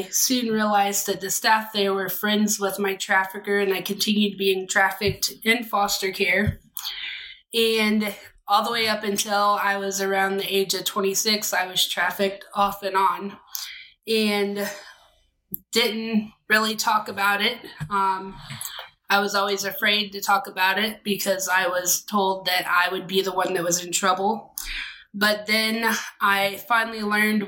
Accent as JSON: {"language": "English", "region": "Central Florida", "country": "United States", "tie": "born or raised there", "said": "I grew up in Central Florida"}